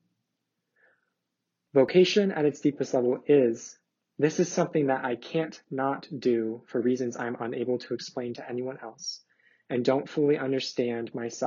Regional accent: Dayton, Ohio, United States; I am a senior from Dayton, Ohio, majoring in mathematics

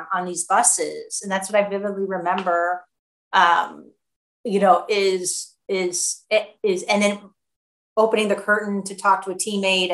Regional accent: Cleveland, Ohio, United States; I grew up in Cleveland, Ohio.

